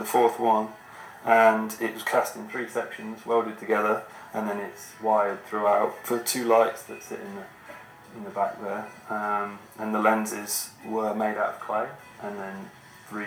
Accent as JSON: {"language": "English", "town": "Northampton", "region": "East Midlands", "country": "United Kingdom", "said": "I'm from Northampton, UK, and I'm a filmmaker."}